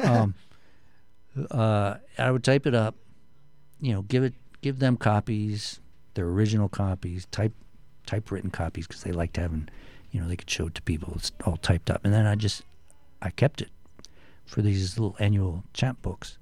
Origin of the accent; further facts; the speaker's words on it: Canton, Ohio, United States; also born or lived in New York; now in Connecticut, United States; I'm from the Midwest, uh, Canton, Ohio, which is Northeast Ohio